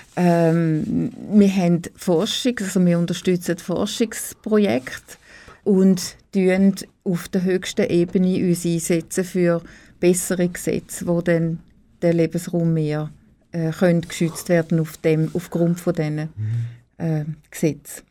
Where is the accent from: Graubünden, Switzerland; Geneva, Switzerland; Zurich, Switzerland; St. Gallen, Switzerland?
St. Gallen, Switzerland; Oberuzwil; also born or lived in Niederuzwil; Ich bin in äh, Oberutzwil ähm, aufgewachsen